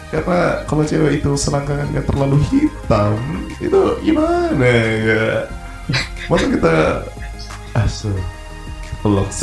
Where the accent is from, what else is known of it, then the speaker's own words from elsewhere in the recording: Indonesia; born there; berarti kita harus berterima kasih kepada Tuhan karena kita dilahirkan di Indonesia